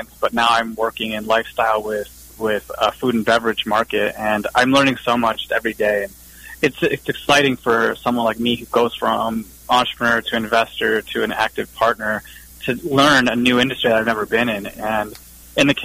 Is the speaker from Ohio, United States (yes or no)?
yes; Cleveland, Ohio, United States; I'm originally from Cleveland, Ohio. Born and raised